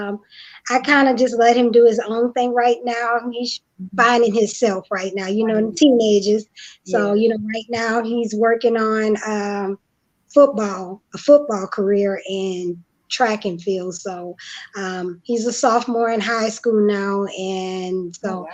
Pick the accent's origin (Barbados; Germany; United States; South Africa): United States; Marrero, Louisiana; I'm originally from New Orleans, Louisiana, but I'm from a small town that I like to call the best bank, West Bank is what it's called, called Marrero